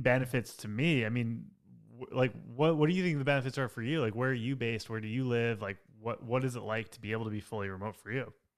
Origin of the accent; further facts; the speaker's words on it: Long Island, New York, United States; also born or lived in Manhattan, New York; I grew up on Long Island, like an hour outside of New York City, and then I lived in Manhattan for ten years